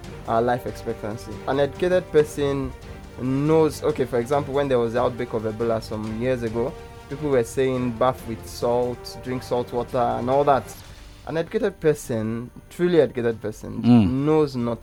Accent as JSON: {"language": "English", "country": "Nigeria", "said": "As a Nigerian"}